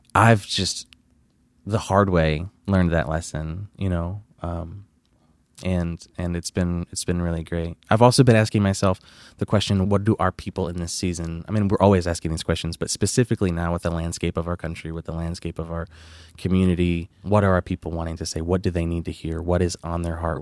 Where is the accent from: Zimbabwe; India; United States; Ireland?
United States; Flint, Michigan; moved away as an adult; now in Texas, United States; I'm originally from Flint, Michigan. Uh, I moved to Texas when I was nineteen